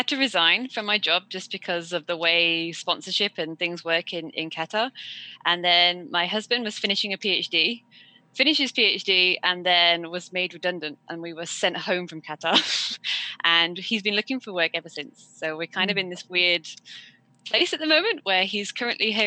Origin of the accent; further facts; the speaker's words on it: Worcester, West Midlands, United Kingdom; I'm from Worcester in England